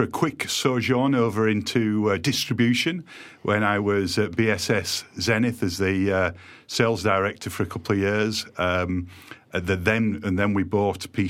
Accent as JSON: {"language": "English", "region": "Yorkshire and the Humber", "country": "United Kingdom", "also_born_or_lived": "Shrewsbury", "moved": "yes", "lives_now": "Eastbourne, United Kingdom", "said": "they used to tease me about my accent. And I said to them when we got bought, wait until you visit Doncaster, you'll think I'm posh"}